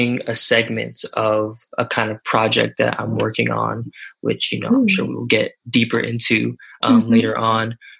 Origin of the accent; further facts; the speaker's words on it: Florida, United States; I'm from Florida